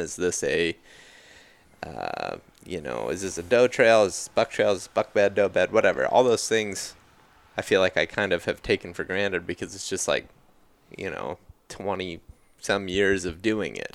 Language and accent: English; Ohio, United States; growing up in Ohio